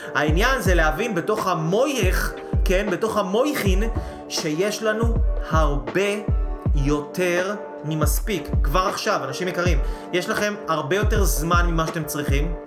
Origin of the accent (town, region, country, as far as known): Israel